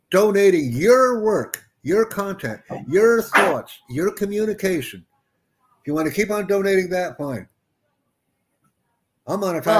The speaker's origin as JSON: {"language": "English", "country": "United States", "said": "I'm from the United States."}